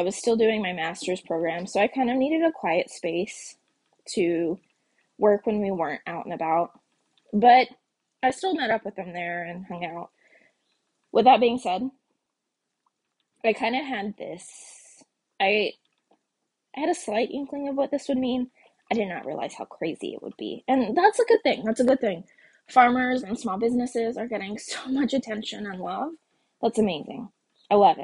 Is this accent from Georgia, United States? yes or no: no; Texas, United States; moved away; I'm from Texas